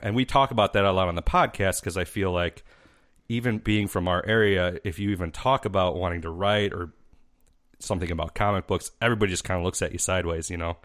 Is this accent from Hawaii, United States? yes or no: no; Mazon, Illinois, United States; we're from a little town called Mazan, and that's about a thousand people